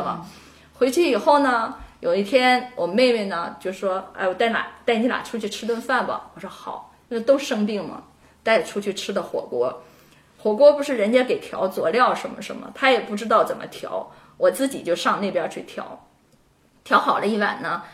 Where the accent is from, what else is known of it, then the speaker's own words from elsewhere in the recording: China; now in United States; 我们中国人